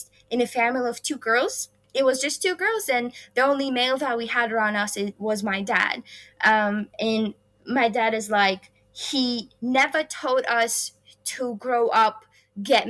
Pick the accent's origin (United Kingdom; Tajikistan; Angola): Tajikistan; Khorog, Gorno-Badakhshan; moved away as an adult; also born or lived in Kansas; now in United States; I have been set values here in Tajikistan that I keep with myself.